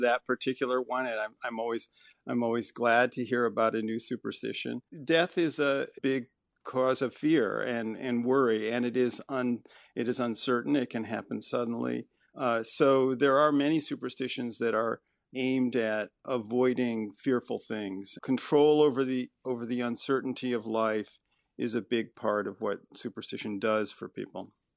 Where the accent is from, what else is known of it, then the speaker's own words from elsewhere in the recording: Chicago, Illinois, United States; I grew up actually in the Chicago area, sort of a default Midwesterner